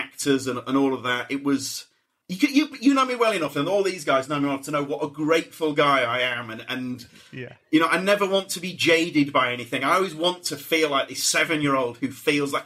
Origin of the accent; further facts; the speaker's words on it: Leeds, Yorkshire and the Humber, United Kingdom; I'm from Leeds